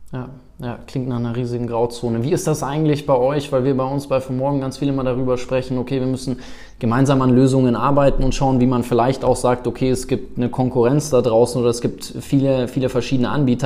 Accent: South Africa; moved away; ich bin in Afrika, in Südafrika groß geworden

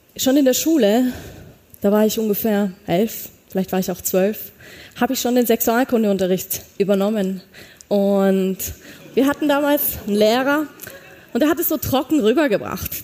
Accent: a small village near Munich, Bavaria, Germany; als ich aufgewachsen bin, hinter München, kleines Dorf, bei uns in Bayern

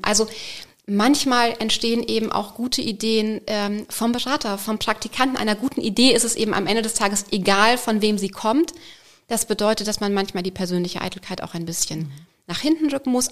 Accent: Bavaria, Germany; moved away; Ich komme aus Bayern ursprünglich, da hat man Religion gehabt in der Grundschule

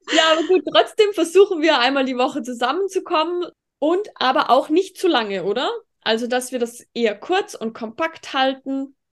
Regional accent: Tyrol, Austria; und ich eben bin aus Tirol, weil du vorhin bezüglich Dialekt gesagt hast. Aber ich glaube, das hört man auch

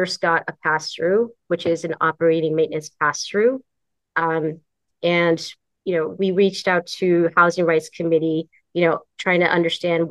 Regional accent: San Francisco, California, United States; I am actually born and raised in San Francisco

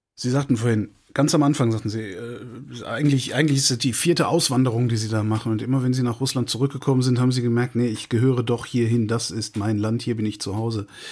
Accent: Cologne, North Rhine-Westphalia, Germany; meine Heimatstadt Köln

